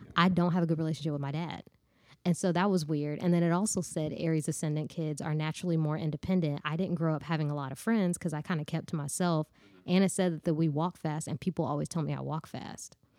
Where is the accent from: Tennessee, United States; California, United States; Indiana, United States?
Tennessee, United States; Nashville; I'm from Bordeaux